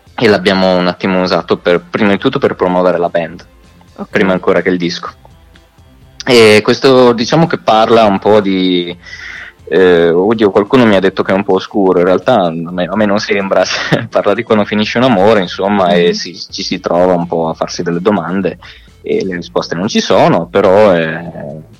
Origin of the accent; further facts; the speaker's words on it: Marche, Italy; moved away as an adult; now in Milan, Italy; sono marchigiano, uh-huh. eh, prima di andare a Milano abitavo nelle Marche